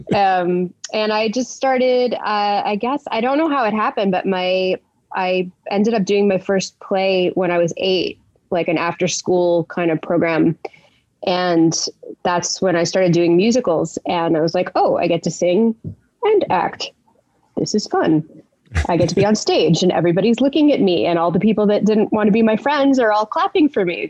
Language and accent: English; Montreal, Quebec, Canada; I grew up in Montreal. I'm born in Montreal, Canada. Canada. Um, I'm English